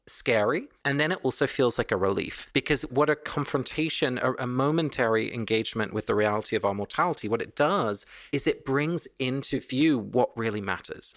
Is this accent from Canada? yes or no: no; England, United Kingdom; moved away; my family was Dutch, but I was born and raised in England